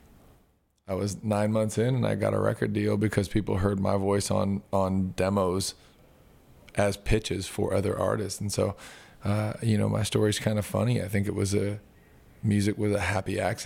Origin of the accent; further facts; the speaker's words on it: Southern California, United States; moved away as an adult; also born or lived in Los Angeles; now in Nashville, United States; I'm from Southern California.